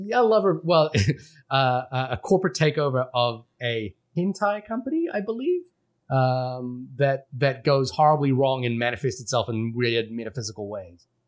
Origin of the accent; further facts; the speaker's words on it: Fiji; moved away; I grew up in a city in Fiji